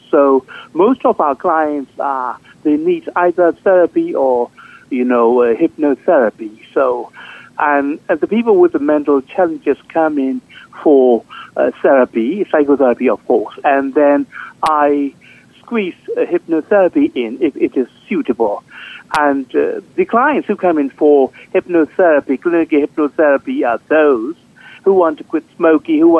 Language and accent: English; Myanmar; moved away as an adult; also born or lived in Thailand; now in New York, United States; I was born and raised in Burma.